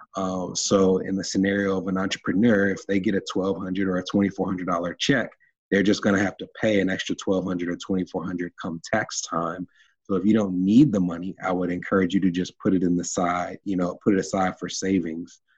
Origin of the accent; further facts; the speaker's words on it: Nashville, Tennessee, United States; I was uh, born and raised in Nashville, Tennessee